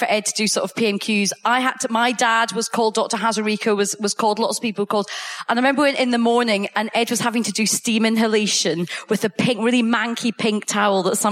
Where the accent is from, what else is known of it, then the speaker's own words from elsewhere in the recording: Coatbridge, Scotland, United Kingdom; now in London, United Kingdom; I grew up in Coatbridge